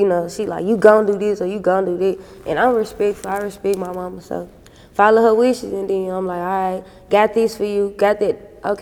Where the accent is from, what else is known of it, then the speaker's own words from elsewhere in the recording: the Mississippi Delta, United States; also born or lived in Memphis, Tennessee; I was brought up in Mississippi, so there's Mississippi and Memphis put together